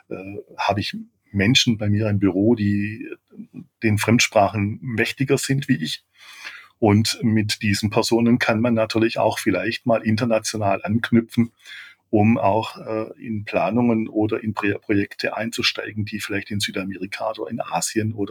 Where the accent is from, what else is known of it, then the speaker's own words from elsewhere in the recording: Baden-Württemberg, Germany; wie ich es eigentlich bin als Schwabe